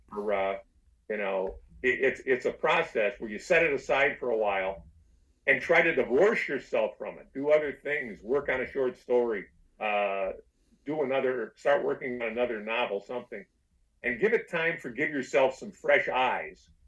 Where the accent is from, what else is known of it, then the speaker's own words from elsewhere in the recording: Detroit, Michigan, United States; I'm from Detroit